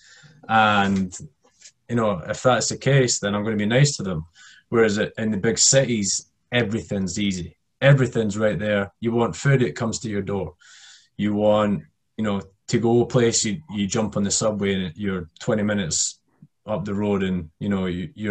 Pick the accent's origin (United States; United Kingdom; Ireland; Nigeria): United Kingdom; Scotland; I'm from the UK and we're just generally not that nice, especially being Scottish as well